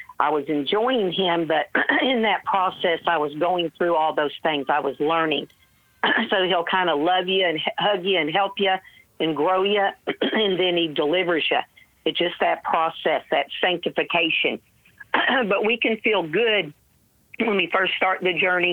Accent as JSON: {"language": "English", "town": "Dallas", "region": "Texas", "country": "United States", "tie": "born or raised there", "said": "I grew up in Dallas"}